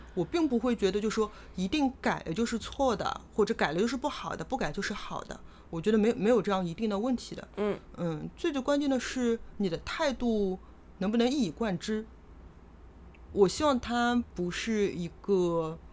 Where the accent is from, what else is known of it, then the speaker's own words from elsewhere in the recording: Shanghai, China; accent: Shanghainese; 上海方言也是两语说得很多的